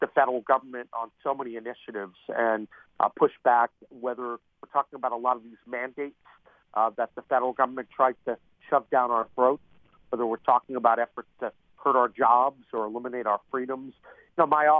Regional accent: Eastern Panhandle, West Virginia, United States; I'm from the Eastern Panhandle, and you know, I've always been very, very active at home

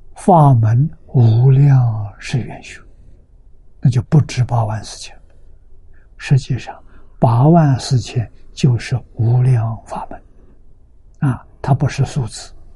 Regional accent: China; 我们中国人

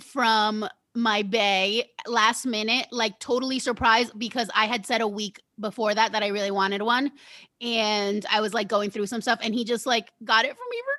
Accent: New Jersey, United States; So with that being said, when the New Jersey Housewives, because I'm from Jersey, I was like, all right, I have to watch The Housewives

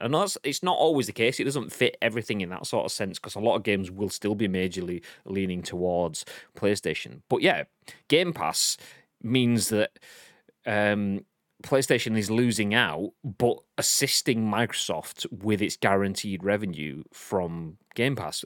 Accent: Yorkshire and the Humber, United Kingdom; I'm a Yorkshireman.

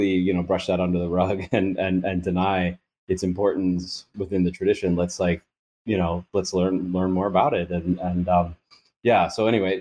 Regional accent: United States; I'm an American in Thailand.

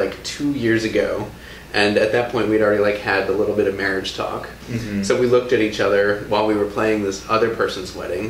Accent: New Jersey, United States; moved away; No, I'm from the East Coast.

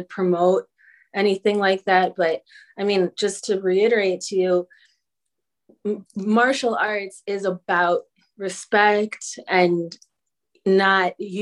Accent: Chicago, Illinois, United States; I'm from Chicago, so boxing is pretty prevalent there

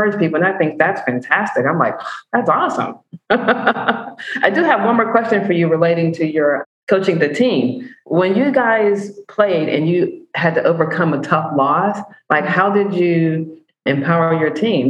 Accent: Pittsburgh, Pennsylvania, United States; I'm from Pittsburgh.

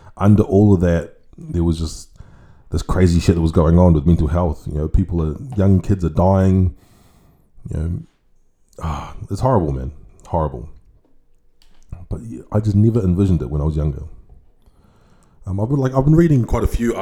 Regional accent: New Zealand; growing up in New Zealand, if you had like a relatively good upbringing, which I did

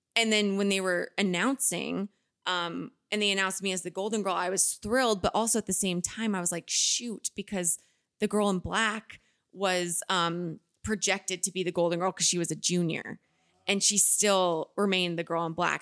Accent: Pelham, United States; moved away as an adult; also born or lived in Boston; now in Los Angeles, United States; My hometown, it will always have my heart just because it's home

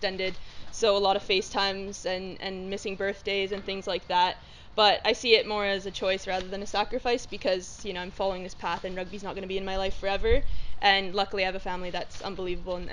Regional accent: Canada; moved away as an adult; now in England; I played ice hockey, very Canadian.

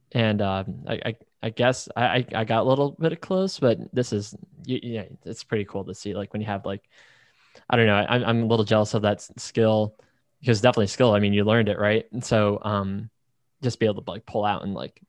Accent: Northeast, United States; I grew up in the Northeast, worked in the Northeast

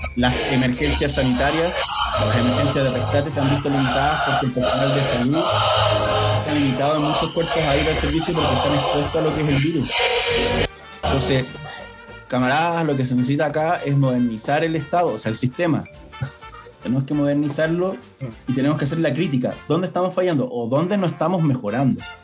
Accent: Chile

